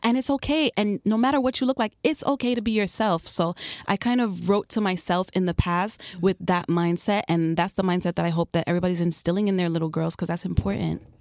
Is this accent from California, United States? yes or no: no; New York City, New York, United States; also born or lived in Chicago; now in Miami, United States; I've been in South Florida for ten years now, but I'm originally from Queens, New York